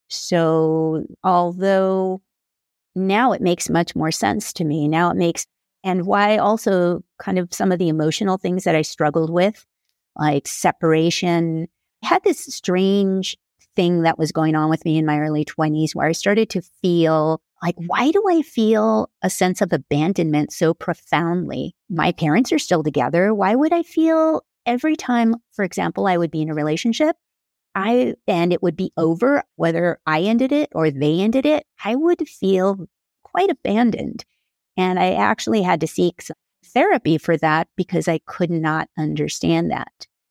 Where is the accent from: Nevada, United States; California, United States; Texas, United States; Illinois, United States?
California, United States; Carpinteria; I am from Carpinteria, California